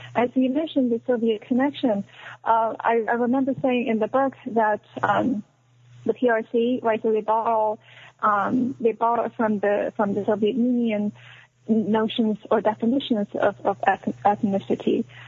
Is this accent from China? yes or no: yes; China; moved away as an adult; also born or lived in Shanghai, China; now in United States; I was born in China, um, and then I went to college in China in Shanghai